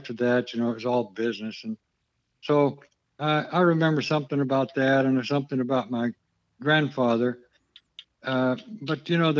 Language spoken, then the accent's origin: English; Lubbock, Texas, United States; born there; also born or lived in New Mexico; I was born in Lubbock, and I guess my folks were from Vernon, Texas, which is northeast of Lubbock.